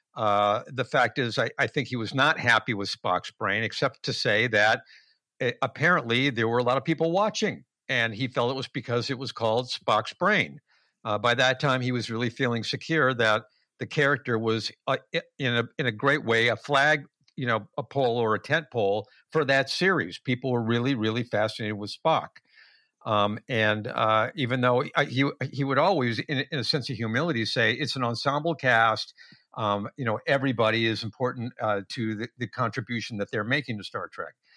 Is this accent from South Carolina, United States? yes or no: no; Los Angeles, California, United States; also born or lived in Westwood, Los Angeles; We moved from West L A, a very small house